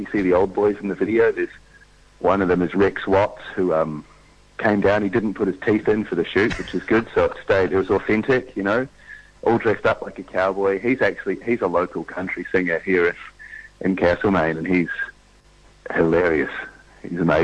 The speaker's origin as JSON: {"language": "English", "country": "New Zealand", "moved": "yes", "lives_now": "Melbourne, Australia", "said": "I'll always think of myself as a New Zealander"}